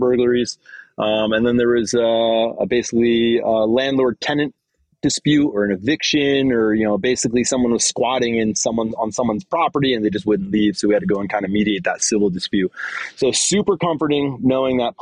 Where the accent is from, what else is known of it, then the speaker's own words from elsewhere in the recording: New Jersey, United States; I'm from New Jersey, so I speak clearly